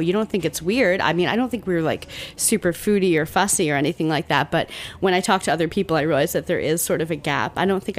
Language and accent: English; Central New Jersey, United States; moved away; I grew up in Central Jersey.